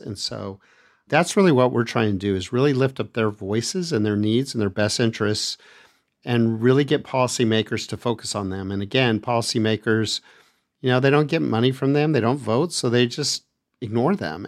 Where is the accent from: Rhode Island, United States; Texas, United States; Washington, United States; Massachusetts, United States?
Texas, United States; El Paso; also born or lived in Austin, Texas; I grew up in El Paso, Texas